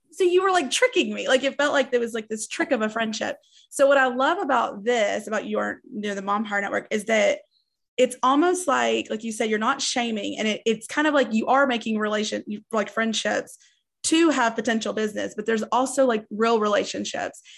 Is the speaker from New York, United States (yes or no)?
no; East Tennessee, United States; also born or lived in Nashville, Tennessee; I'm in Nashville, but I grew up in East Tennessee where it's kind of rural, like, low income.